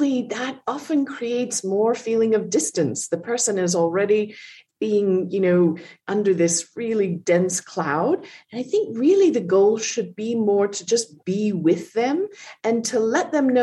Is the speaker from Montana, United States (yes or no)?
yes; Montana, United States; I grew up in Montana